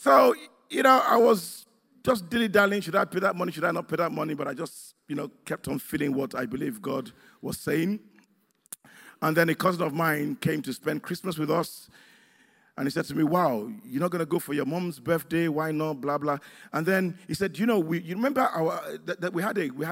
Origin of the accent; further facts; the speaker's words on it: Nigeria; moved away; where I come from Nigeria